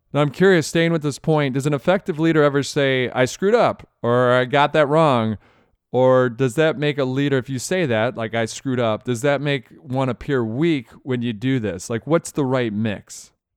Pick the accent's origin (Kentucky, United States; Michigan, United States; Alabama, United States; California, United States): Michigan, United States; I grew up in Michigan